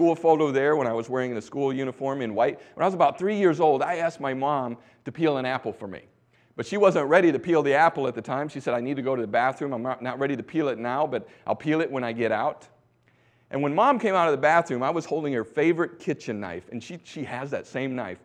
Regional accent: Bangor, Michigan, United States; also born or lived in Thailand; I grew up in Bangor, Michigan

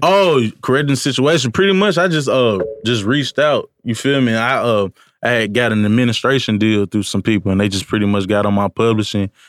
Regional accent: Columbia, Tennessee, United States; moved away as an adult; now in Nashville, United States; I'm actually from Columbia, Tennessee.

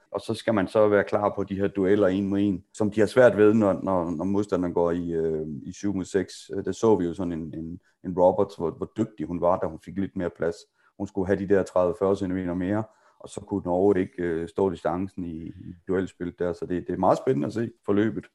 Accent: Denmark; vi er danskere

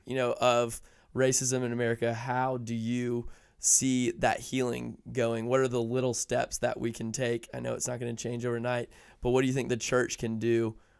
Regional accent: Atlanta, Georgia, United States; I live in the suburbs because I'm from Atlanta.

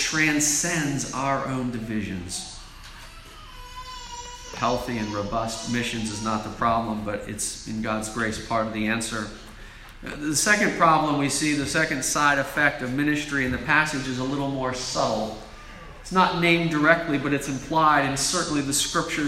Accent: United States; As American Christians

